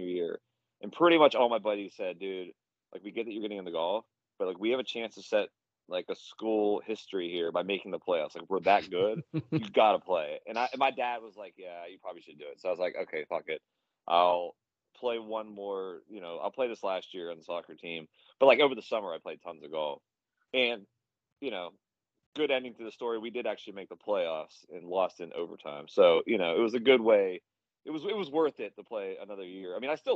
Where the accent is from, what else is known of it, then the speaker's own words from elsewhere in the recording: Pittsburgh, Pennsylvania, United States; moved away as an adult; also born or lived in Virginia; now in Charlotte, United States; I'm originally from Pittsburgh, PA. So I grew up there.